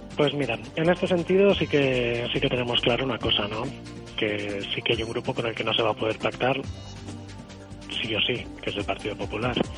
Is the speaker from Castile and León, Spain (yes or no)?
no; Santa Pola, Valencian Community, Spain; una persona del pueblo, ¿eh? un chico del poble